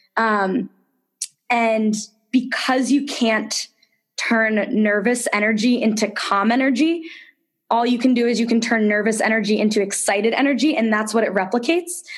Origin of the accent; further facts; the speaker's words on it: suburban Connecticut, United States; I grew up in suburban Connecticut, really close to the Massachusetts border.